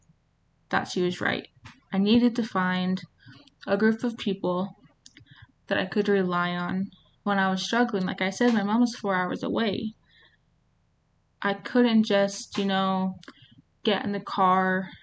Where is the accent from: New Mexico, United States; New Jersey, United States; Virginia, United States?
New Mexico, United States; also born or lived in Las Cruces, New Mexico; I'm from New Mexico